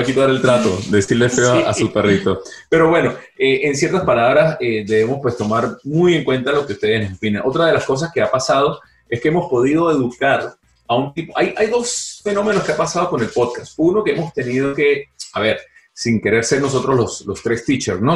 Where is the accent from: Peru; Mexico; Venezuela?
Venezuela; moved away; los tres somos venezolanos, los tres dejamos el país